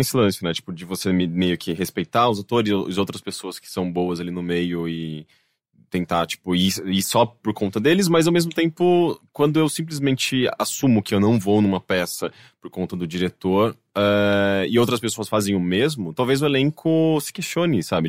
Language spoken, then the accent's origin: Portuguese; Brazil; accent: Brazilian; é o nosso sotaque brasileiro falando inglês